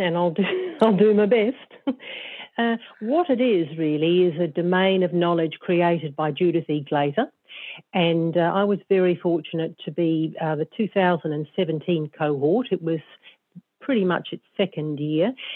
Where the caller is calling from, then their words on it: Auckland, New Zealand; I'm phoning in from Auckland, New Zealand, and uh, my business is based uh, in Auckland.